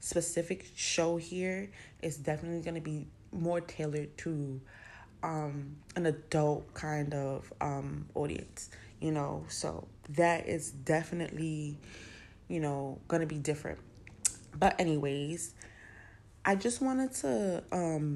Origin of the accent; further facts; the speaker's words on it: New York City, New York, United States; also born or lived in South Bronx; I was born in the South Bronx, raised uptown in Co-op City, then came back to the South Bronx